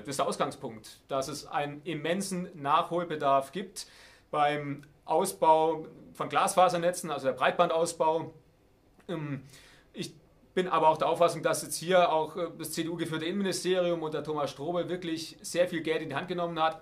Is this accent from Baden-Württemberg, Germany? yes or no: yes; Heidenheim district, Baden-Württemberg, Germany; ich komme aus dem Landkreis Heidenheim